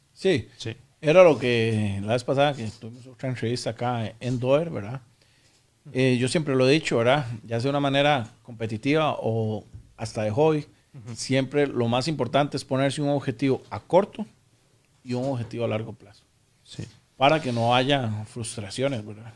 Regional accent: San José, Costa Rica; also born or lived in Aserrí; now in Escazú, Costa Rica; en Puro Centro San José, era de, Barrio Córdoba, que es ahí por el Parque La Paz

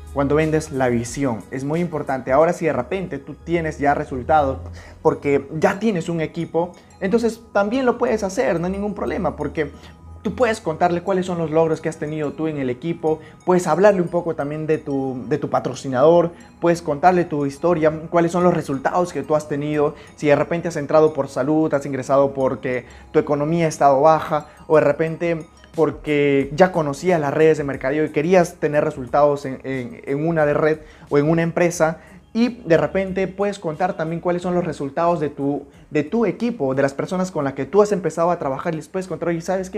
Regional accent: Puerto Maldonado, Madre de Dios, Peru; Yo soy de Puerto Maldonado, nací en la selva peruana

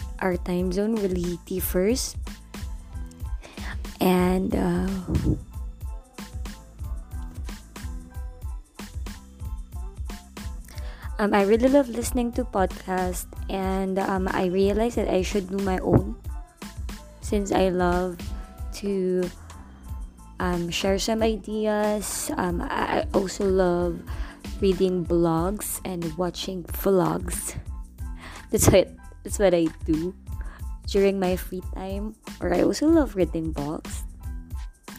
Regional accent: Angeles City, Central Luzon, Philippines; I was born and raised here in Angel City, Pampanga

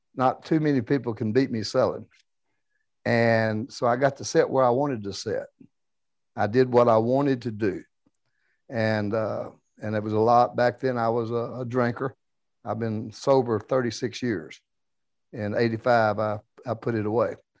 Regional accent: South Louisiana, United States; moved away; also born or lived in Dallas, Texas; when I was a kid, I was raised in South Louisiana

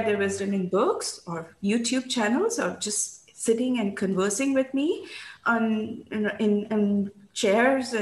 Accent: India; moved away; And in growing up in India, I had learned about 5 languages

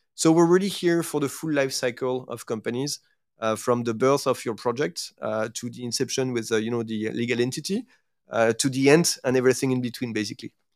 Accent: France; accent: French; English is a second language; moved away as an adult; also born or lived in Asia; my accent will actually not, uh, you know, like, uh, uh, will not lie. So I, I, I'm, I'm actually French

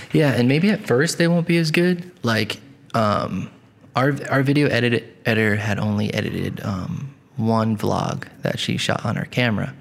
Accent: Coventry, Rhode Island, United States; I grew up in Coventry, Rhode Island

